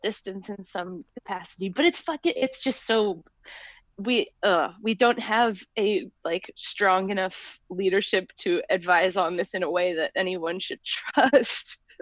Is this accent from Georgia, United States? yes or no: no; Cambridge, Massachusetts, United States; I'm from Cambridge